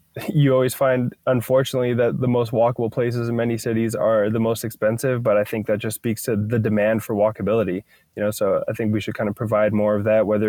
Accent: Thornton, Colorado, United States; also born or lived in Canada; now in Charlotte, United States; I was born in Canada. I grew up most of my life in Colorado

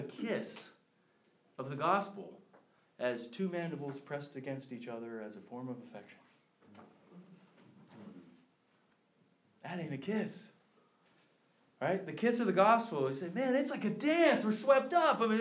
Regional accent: Philadelphia, Pennsylvania, United States; I'm from the Philadelphia area

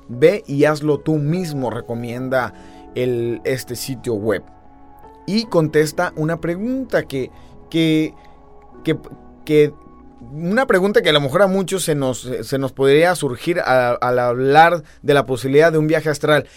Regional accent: Argentina; now in Tijuana, Mexico; los argentinos vengamos a México

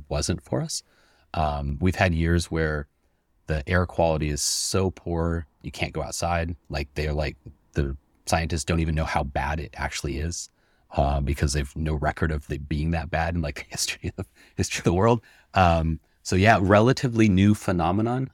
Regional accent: Seattle, Washington, United States; I'm born and raised in Seattle

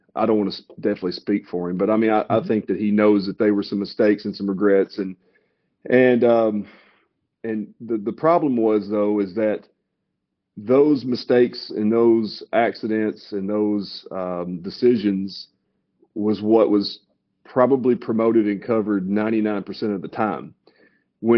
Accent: Lobelville, Tennessee, United States; moved away as an adult; also born or lived in Bloomington, Indiana; I grew up in Lobelville

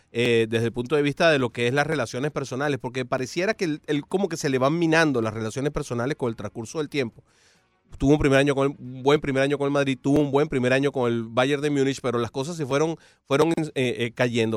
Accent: Venezuela; now in Miami, United States; como venezolano

